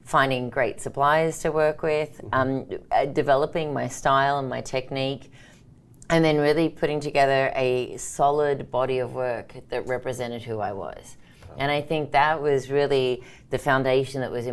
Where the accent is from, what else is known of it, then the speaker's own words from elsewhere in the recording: Sydney, New South Wales, Australia; now in Minnesota, United States; I'm originally from Sydney, Australia, so that's the funny accent